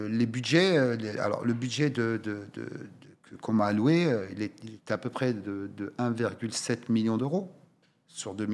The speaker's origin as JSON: {"language": "French", "region": "Oriental", "country": "Morocco", "said": "Moi, je suis originaire de la région de l'Oriental. Nous n'avons malheureusement pas une seule salle"}